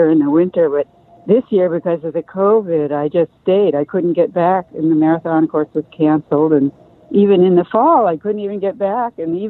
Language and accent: English; Winchester, Massachusetts, United States; also born or lived in Watertown, Massachusetts / Marblehead, Massachusetts; Yeah, I grew up in Winchester. Well, when I was very little, I lived in Watertown. Then we moved to Marblehead and then Winchester. Winchester is about 8 miles from Boston. So, yeah, pretty much. I grew up there in the snow.